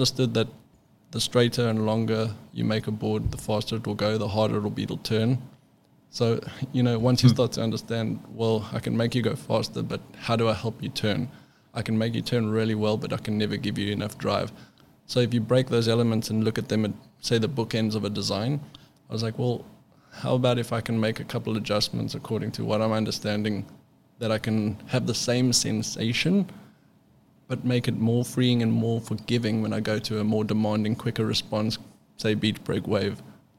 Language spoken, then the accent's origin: English; South Africa; now in United States; when I moved to California from South Africa, I kind of got the backdoor introduction to all the shapers.